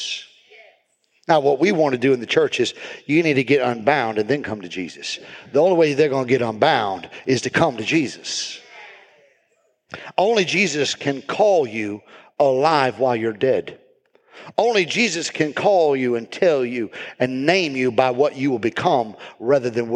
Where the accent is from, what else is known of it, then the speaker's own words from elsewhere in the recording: South Bend, Indiana, United States; I grew up in South Bend